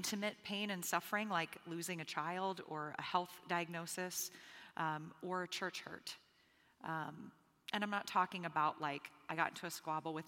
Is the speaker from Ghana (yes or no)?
no; Bahamas; moved away; I'm originally from the Bahamas, and so I grew up predominantly under the prosperity gospel.